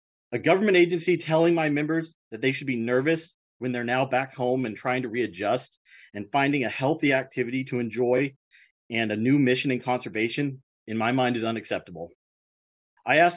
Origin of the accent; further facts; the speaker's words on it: Texas, United States; moved away as an adult; also born or lived in Germany; now in Thurston County, Washington, United States; I grew up originally in Texas.